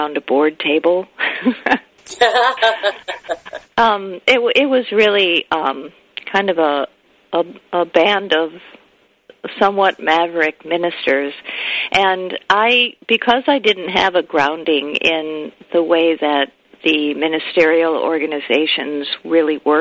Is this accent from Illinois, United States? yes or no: yes; Chicago, Illinois, United States; moved away as an adult; now in Santa Barbara, United States; I was living in Chicago, which is my hometown. Now I live in Santa Barbara, California.